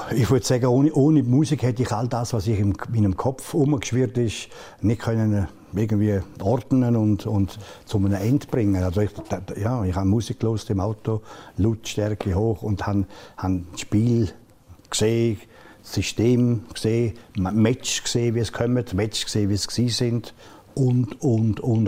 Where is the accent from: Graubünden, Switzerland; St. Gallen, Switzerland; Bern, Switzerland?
Graubünden, Switzerland; Engadine; ich bin kein Bündner, das bin ein Engadin